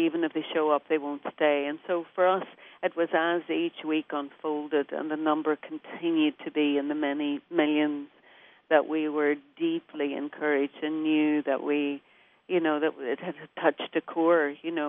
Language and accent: English; Derry, Northern Ireland, United Kingdom; I did. I grew up in a little row house on a hill.